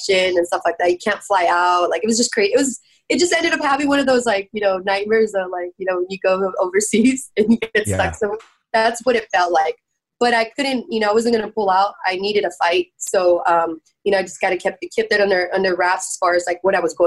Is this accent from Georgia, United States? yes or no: no; San Jose, California, United States; I was born and raised in San Jose